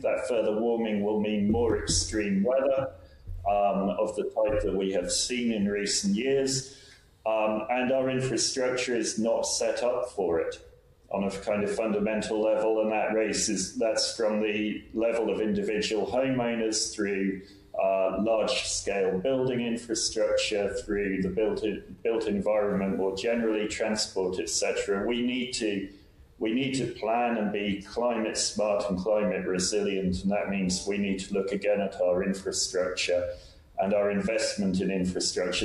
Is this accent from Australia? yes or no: no; England, United Kingdom; also born or lived in Republic of Ireland; now in Ireland; I'm from England originally